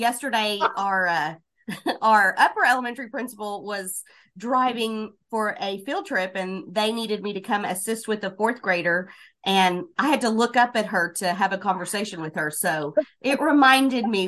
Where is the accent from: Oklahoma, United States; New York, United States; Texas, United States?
Oklahoma, United States; Southwest; also born or lived in Moore, Oklahoma / California; Southwest Oklahoma has been my home most of my life